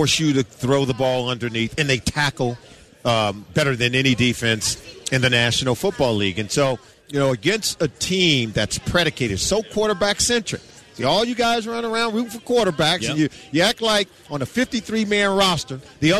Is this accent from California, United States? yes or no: yes; Compton, California, United States; I grew up in Compton, California.